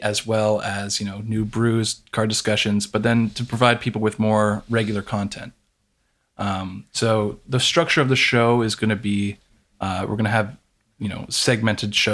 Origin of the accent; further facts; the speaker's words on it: Toronto, Ontario, Canada; We're all generally from the Toronto area